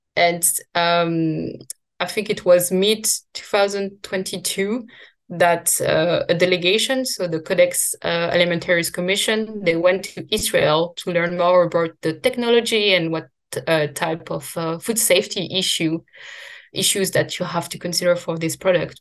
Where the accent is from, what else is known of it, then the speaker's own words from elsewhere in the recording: France; I grew up in France